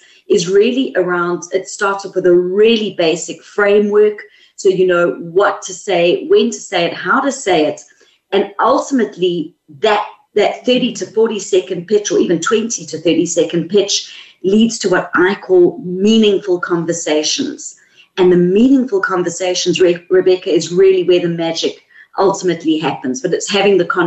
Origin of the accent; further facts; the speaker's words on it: South Africa; accent: South African; moved away as an adult; now in Sydney, Australia; The accent is South African, and we've been in Australia for 3 years. So I'm a mix at the moment.